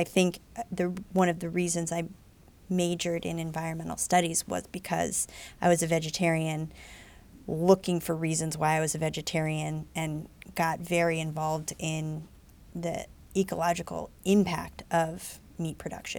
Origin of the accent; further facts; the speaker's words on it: Omaha, Nebraska, United States; I grew up in Country Club, three blocks from where Steve lived.